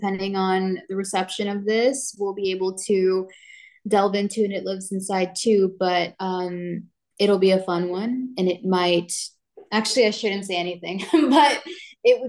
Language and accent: English; Downey, California, United States; I was born and raised in Downey, California.